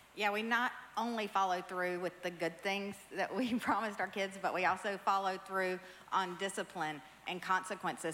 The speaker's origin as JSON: {"language": "English", "region": "the South", "country": "United States", "tie": "born or raised there", "said": "I grew up in the South"}